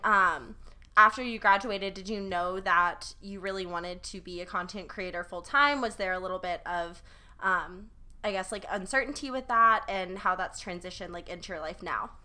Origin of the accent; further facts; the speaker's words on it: South Carolina, United States; growing up in South Carolina